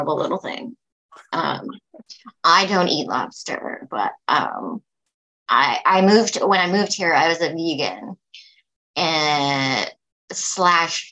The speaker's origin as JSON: {"language": "English", "town": "Stratford", "region": "Ontario", "country": "Canada", "moved": "yes", "lives_now": "Prince Edward Island, Canada", "said": "I'm from Stratford, Ontario."}